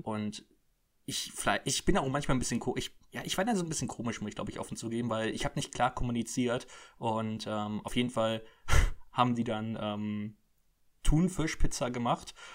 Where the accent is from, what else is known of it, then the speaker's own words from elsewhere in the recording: Cologne, North Rhine-Westphalia, Germany; ich bin ja Kölner